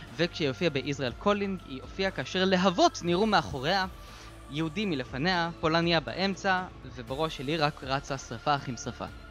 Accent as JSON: {"language": "Hebrew", "town": "Beersheba", "region": "Southern District", "country": "Israel", "said": "כמו שאנחנו היינו עושים פעם בבאר שבע"}